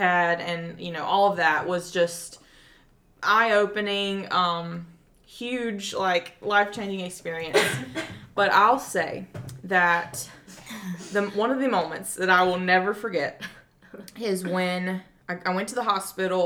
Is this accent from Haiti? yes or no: no; South Carolina, United States; moved away as an adult; also born or lived in Nicaragua; I'm from South Carolina